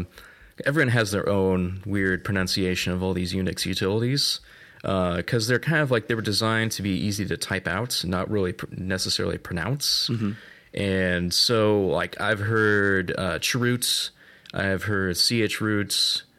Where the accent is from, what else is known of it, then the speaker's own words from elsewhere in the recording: Portland, Oregon, United States; So I hail from the Pacific Northwest, or Cascadia, as we to call it.